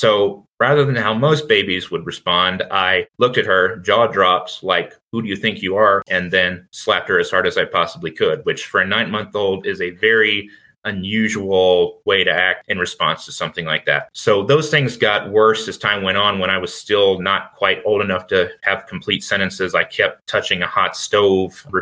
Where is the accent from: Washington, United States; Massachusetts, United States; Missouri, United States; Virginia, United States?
Virginia, United States; I was born in Virginia in 1997